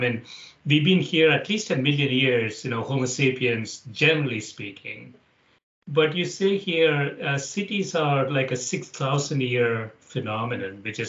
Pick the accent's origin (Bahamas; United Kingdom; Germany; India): India; also born or lived in Chicago / Atlanta / Dallas / San Francisco; now in Connecticut, United States; as I came to Chicago from India, and then I spent some time in Atlanta, Dallas, San Francisco. Now I live in a small city in Connecticut with 50,000 population.